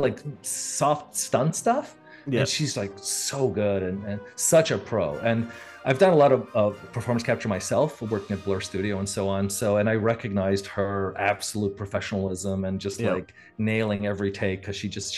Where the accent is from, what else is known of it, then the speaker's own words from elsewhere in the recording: Montreal, Quebec, Canada; moved away as an adult; now in California, United States; especially in my hometown, because I grew up in Canada and then in Montreal